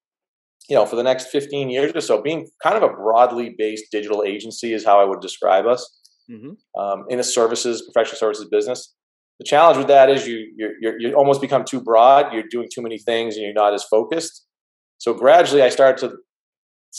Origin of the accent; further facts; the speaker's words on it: seacoast of New Hampshire, United States; I'm from the Northeast, you know, north of Boston, in the seacoast of New Hampshire, where I'm actually sitting now.